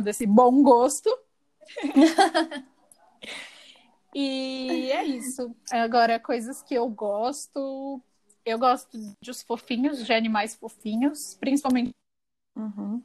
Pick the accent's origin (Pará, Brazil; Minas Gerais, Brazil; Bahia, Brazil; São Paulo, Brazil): São Paulo, Brazil; also born or lived in São José do Rio Preto; Eu nasci aqui em São Paulo, no momento eu estou em São Paulo